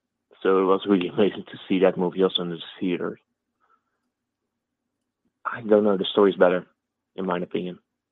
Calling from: Netherlands; The Netherlands.

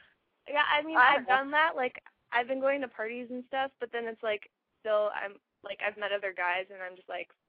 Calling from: San Diego, California, United States; I'm from San Diego.

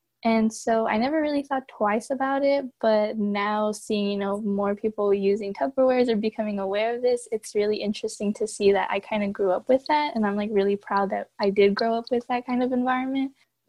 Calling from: Norwalk, California, United States; I'm calling in from Norwalk, California.

